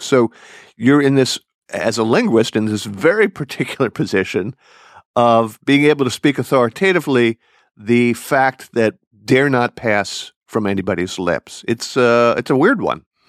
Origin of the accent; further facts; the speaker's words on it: Philadelphia, Pennsylvania, United States; accent: Philadelphia; which I still have traces of, having also grown up in the Philadelphia area